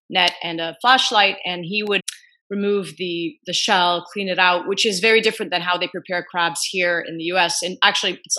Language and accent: English; Eastern Province, Saudi Arabia; moved away; also born or lived in Kuwait / Gaza; So I actually grew up in the Gulf. So I was born in Kuwait and largely lived in Eastern province of Saudi Arabia. And we would summer in Gaza.